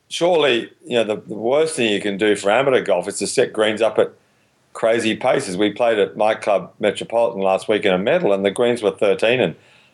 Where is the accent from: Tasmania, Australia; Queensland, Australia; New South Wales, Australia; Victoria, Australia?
Victoria, Australia; Melbourne; the way I grew up playing golf in Melbourne